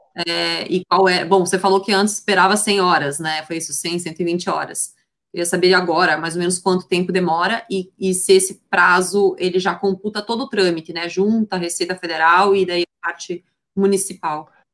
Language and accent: Portuguese; Paraná, Brazil; sou do Paraná